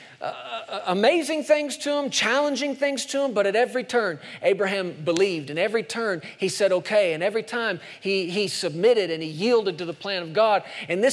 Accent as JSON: {"language": "English", "country": "United States", "said": "I'm an American"}